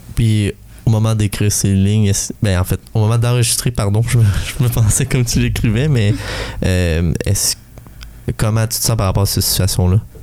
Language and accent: French; Val-des-Sources, Quebec, Canada; je viens de Val des Sources, désolé, Asbestos